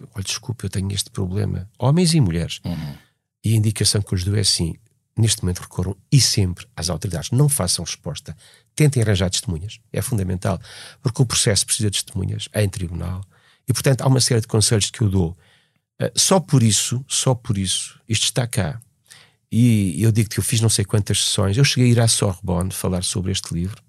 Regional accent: Portugal; Nós somos a mais velha nação do mundo, com fronteiras fixas há mais de mil anos

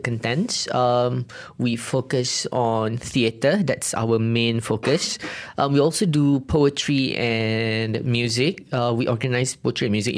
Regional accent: Kedah, Malaysia; moved away; Kedah, my hometown

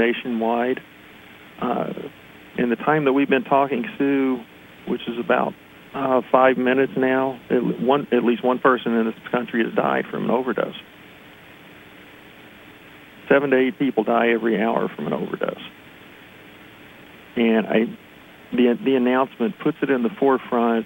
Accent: West Virginia, United States; now in Pennsylvania, United States; I'm originally from West Virginia

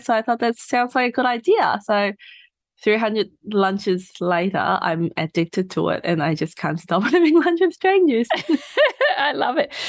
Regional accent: Hong Kong; moved away as an adult; now in Australia; I'm from Hong Kong, so I finished high school in Hong Kong and then came to Australia for uni.

